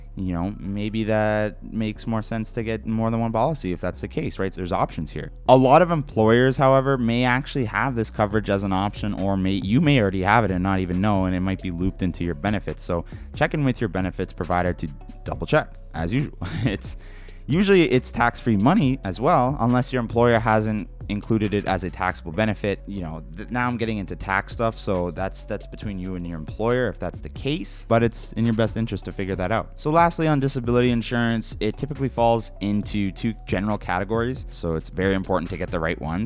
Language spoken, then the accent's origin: English; Canada; being Canadian